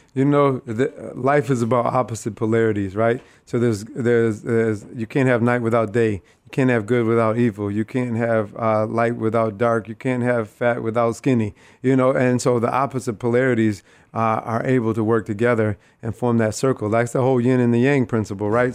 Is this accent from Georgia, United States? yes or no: no; Rochester, New York, United States; I am born and raised here in Rochester, New York, uh, right from the east side of the city